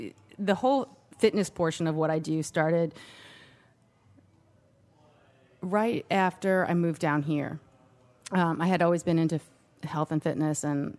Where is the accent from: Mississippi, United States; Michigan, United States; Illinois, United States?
Illinois, United States; Chicago; moved away as an adult; now in New Orleans, United States; I'm from Chicago, so it's very, very cold.